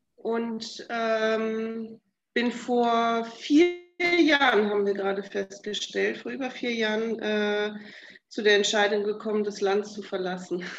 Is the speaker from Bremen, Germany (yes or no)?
yes; Bremen, Germany; moved away as an adult; also born or lived in Delmenhorst / Africa; Ich komme aus Bremen gebürtig, ähm, habe die letzten 20 Jahre in Delmenhorst gewohnt